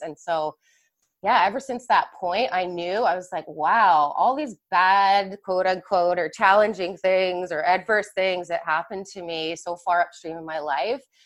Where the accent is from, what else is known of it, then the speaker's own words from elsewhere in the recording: Mississauga, Ontario, Canada; I grew up in Mississauga, which is kind of, as we Canadians over here know, the hockey hotbed